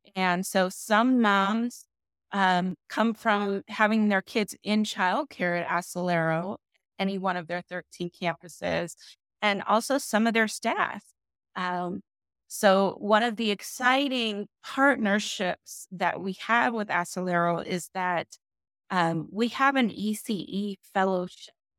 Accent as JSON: {"language": "English", "region": "Southern California", "country": "United States", "moved": "as an adult", "lives_now": "Las Vegas, United States", "said": "I'm originally from California, from Sou-, Southern California"}